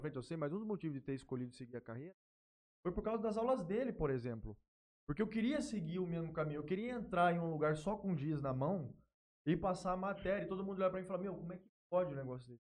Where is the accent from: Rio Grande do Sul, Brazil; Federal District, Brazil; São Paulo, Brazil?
São Paulo, Brazil; Jales; also born or lived in Palmeira do Oeste / Três Lagoas; Sou nascido aqui em Jales, morei em Palmeira do Oeste um tempo, morei em Três Lagoas um tempo também